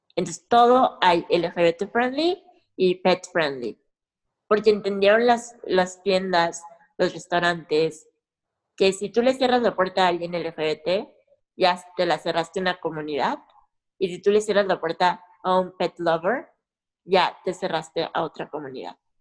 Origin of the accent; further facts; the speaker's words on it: Mexico; aunque esté en mi rancho, en mi, en mi país